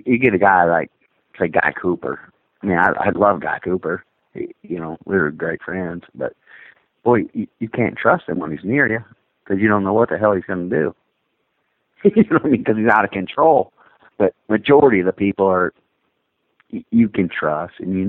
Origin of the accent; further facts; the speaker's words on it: Canada; being a Canadian